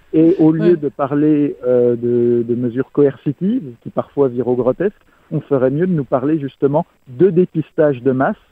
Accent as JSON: {"language": "French", "country": "France", "said": "en tant que Français"}